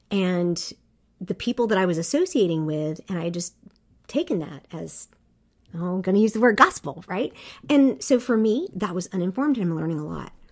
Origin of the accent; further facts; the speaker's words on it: South Korea; I grew up overseas in Korea and as a white person, I was a minority